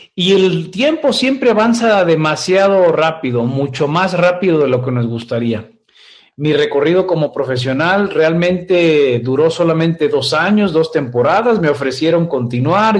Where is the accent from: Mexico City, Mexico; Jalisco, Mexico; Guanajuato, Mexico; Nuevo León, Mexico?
Jalisco, Mexico; Guadalajara; yo soy oriundo de Guadalajara, México. Yo nací en esta bella ciudad tapatía